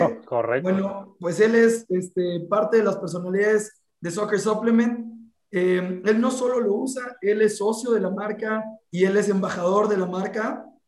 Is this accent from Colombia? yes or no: no; Veracruz, Mexico; soy de Veracruz